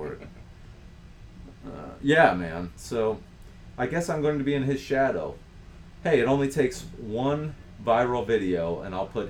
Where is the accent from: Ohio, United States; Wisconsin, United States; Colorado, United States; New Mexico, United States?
Ohio, United States; I grew up in Ohio